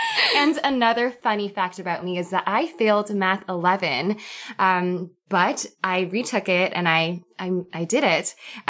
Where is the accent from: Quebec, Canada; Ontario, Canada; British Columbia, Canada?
British Columbia, Canada; Vancouver; I'm 26 years old. I'm from Vancouver.